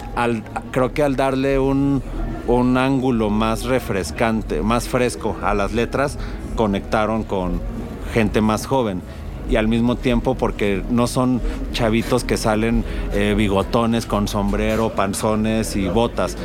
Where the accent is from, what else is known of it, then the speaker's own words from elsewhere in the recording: Mexico; cómo somos los mexicanos